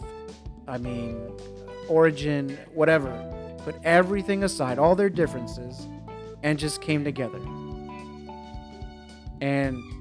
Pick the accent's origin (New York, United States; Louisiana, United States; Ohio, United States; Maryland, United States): New York, United States; New York City; moved away; I grew up in New York. And so as a New Yorker